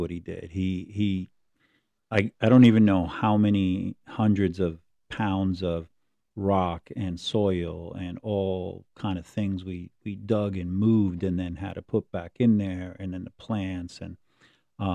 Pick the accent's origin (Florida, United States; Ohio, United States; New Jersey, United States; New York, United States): New Jersey, United States; Hudson County; I grew up in Hudson County